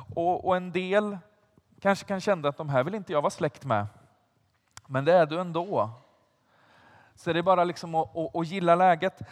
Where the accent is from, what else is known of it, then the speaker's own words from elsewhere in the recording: Vargön, Västra Götaland, Sweden; now in Stockholm, Sweden; Jag, jag kommer inte från Stockholm från början, utan jag kommer från ett litet ställe som heter Vargön.